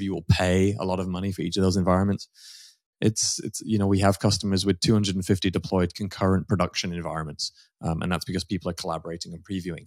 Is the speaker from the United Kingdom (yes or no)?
yes; United Kingdom; moved away as an adult; now in United States; I'm a, a Brit. Um, I'm now American citizen, actually, just recently, um, been here for thirteen years